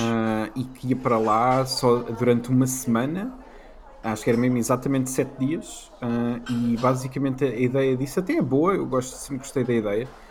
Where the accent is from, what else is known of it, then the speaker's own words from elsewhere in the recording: Leiria, Leiria District, Portugal; moved away; cresci em Leiria, portanto, não era Lisboa nem Porto